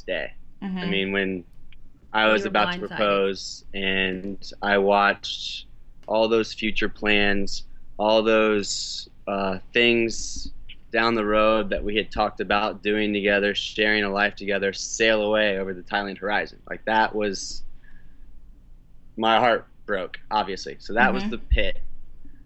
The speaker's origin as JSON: {"language": "English", "town": "St. Augustine", "region": "Florida", "country": "United States", "tie": "born or raised there", "said": "in my hometown, you know, half in St. Augustine"}